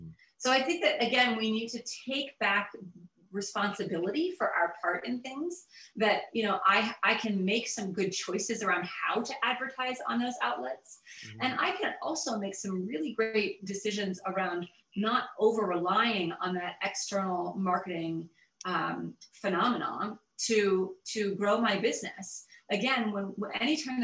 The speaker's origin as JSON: {"language": "English", "region": "the South", "country": "United States", "tie": "born or raised there", "said": "I grew up in the South"}